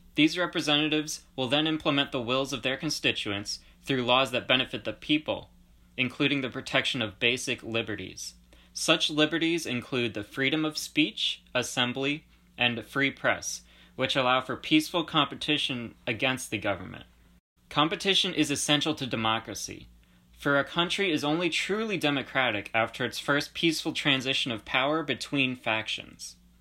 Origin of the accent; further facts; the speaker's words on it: Georgia; I was born in the Republic of Georgia, which is a country located between Russia and, uh, i, like, the Middle East.